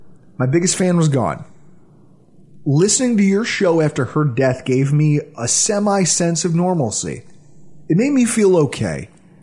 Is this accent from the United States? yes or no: yes; North Collins, New York, United States; I am from North Collins.